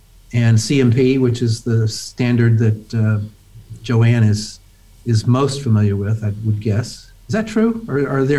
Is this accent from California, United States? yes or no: no; Memphis, Tennessee, United States; also born or lived in Syracuse; I grew up in Memphis, Tennessee. I went to undergraduate school there, and then I went to graduate school in Syracuse.